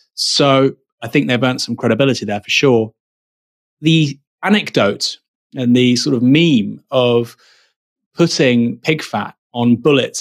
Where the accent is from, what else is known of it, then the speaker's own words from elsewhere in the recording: United Kingdom; a British national